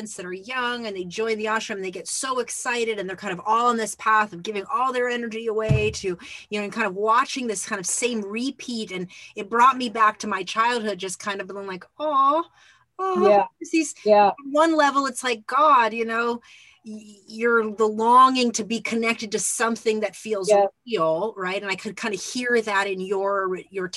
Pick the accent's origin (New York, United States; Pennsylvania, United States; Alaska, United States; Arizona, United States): Arizona, United States; Phoenix; I grew up in Phoenix